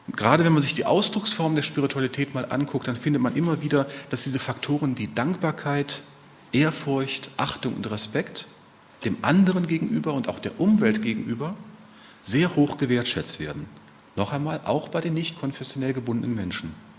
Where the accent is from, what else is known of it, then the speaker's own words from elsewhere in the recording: Ruhr area, North Rhine-Westphalia, Germany; bei uns im Ruhrgebiet